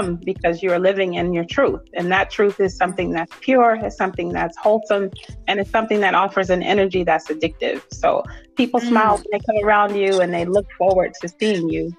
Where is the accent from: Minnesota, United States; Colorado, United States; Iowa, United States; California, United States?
California, United States; Oakland; moved away as an adult; now in Atlanta, United States; I'm from Oakland, California, and I live here in Atlanta. I've been here for about 15 years